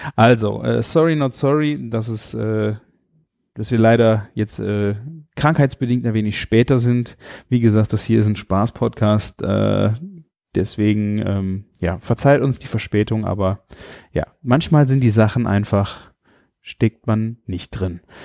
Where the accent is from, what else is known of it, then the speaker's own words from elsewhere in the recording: Rhineland, Germany; bei uns im Rheinland